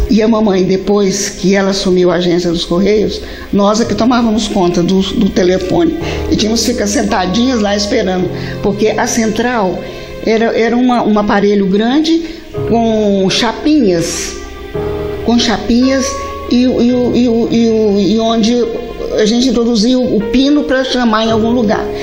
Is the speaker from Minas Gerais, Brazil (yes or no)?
yes; Capinópolis, Minas Gerais, Brazil; Nasci aqui em Capinópolis